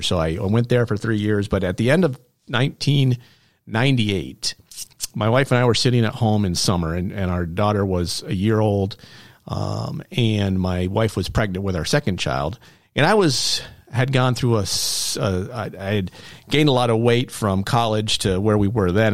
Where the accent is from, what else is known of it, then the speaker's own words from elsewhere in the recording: Norwood, New York, United States; also born or lived in Malone, New York; I was born in Malone, but my parents quickly moved, um, to Norwood, New York, where I spent my formative years